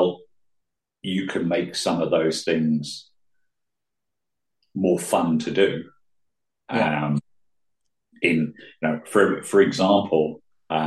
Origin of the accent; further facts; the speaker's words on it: United Kingdom; now in Switzerland; being British